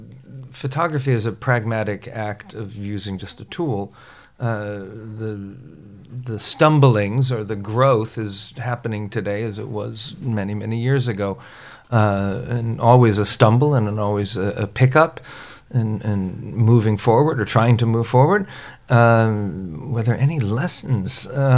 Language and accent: English; New Providence, Bahamas; also born or lived in Chicago / Florida; I was born outside of Chicago and grew up in the Bahamas and lived in Florida for a bit.